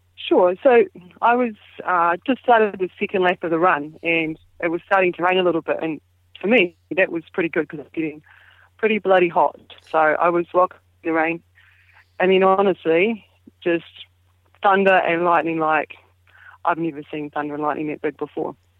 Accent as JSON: {"language": "English", "country": "New Zealand", "said": "being a Kiwi"}